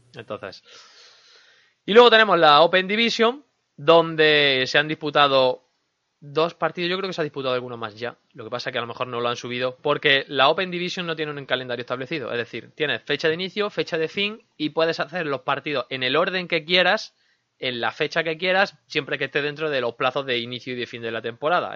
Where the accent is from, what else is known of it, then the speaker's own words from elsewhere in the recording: Linares, Andalusia, Spain; accent: Andalusian; Soy de Linares.